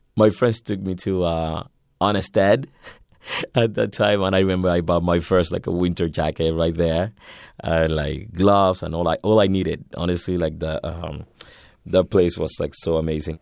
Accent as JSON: {"language": "English", "region": "Havana", "country": "Cuba", "tie": "born or raised there", "moved": "as an adult", "lives_now": "Canada", "said": "I was born in Havana, January seventh, uh, nineteen eighty-four"}